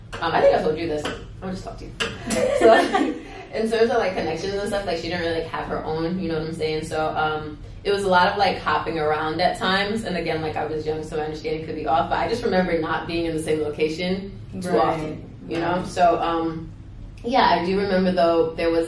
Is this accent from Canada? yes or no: no; Mount Vernon, New York, United States; also born or lived in Rhode Island; I'm from Mount Vernon. That's a town next to the Bronx, Mount Vernon, New York. I was born in Rhode Island, but I grew up there